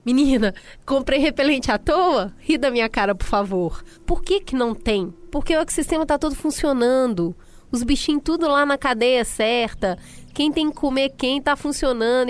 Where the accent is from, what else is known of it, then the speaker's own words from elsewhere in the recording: Minas Gerais, Brazil; Eu nasci em Minas